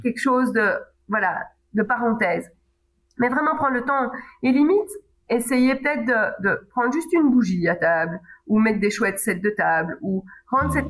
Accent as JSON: {"language": "French", "country": "Belgium", "said": "en tant que belge"}